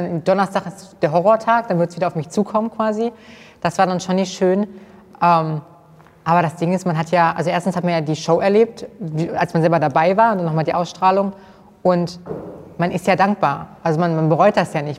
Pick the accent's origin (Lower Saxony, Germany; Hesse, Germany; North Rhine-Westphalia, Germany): Hesse, Germany; Kassel; ich komme aus Kassel